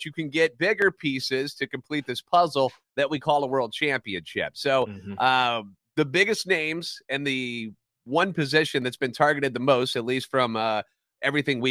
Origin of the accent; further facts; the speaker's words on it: St. Louis, Missouri, United States; born and raised in the Lou